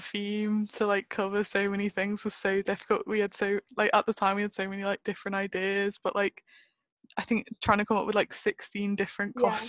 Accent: the Wirral, North West England, United Kingdom; moved away as an adult; now in Sheffield, United Kingdom; I'm originally from the Wirral, which is also known as Paradise Peninsula. So it's near Liverpool

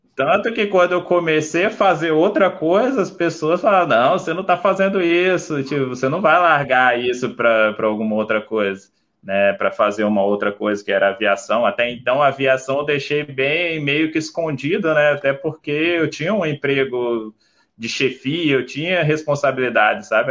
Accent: Vila Velha, Espírito Santo, Brazil; eu sou nasci em Vila Velha, né, no Espírito Santo

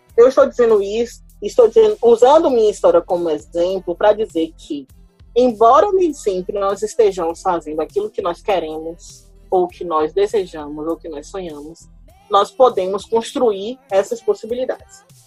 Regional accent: Salvador, Bahia, Brazil; eu sou de Salvador, Bahia

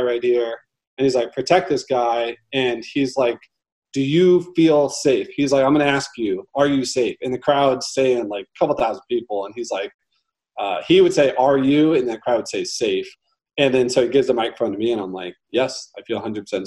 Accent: St. Louis, Missouri, United States; I'm born and raised in St. Louis.

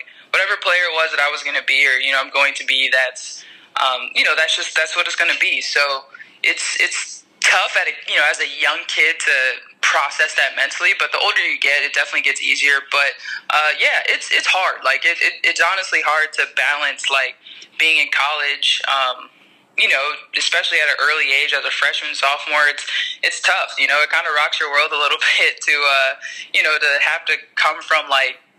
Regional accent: Tennessee, United States; You know, I grew up around Pat Summitt in Tennessee.

